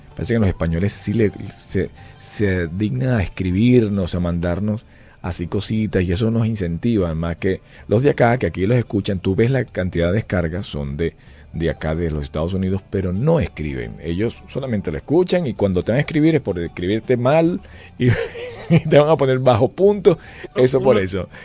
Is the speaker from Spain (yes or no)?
no; Valencia, Carabobo, Venezuela; moved away; yo soy de Valencia